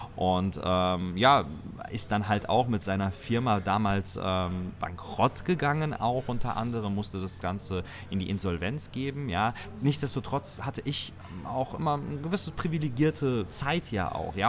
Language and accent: German; Germany; hier bei uns in Deutschland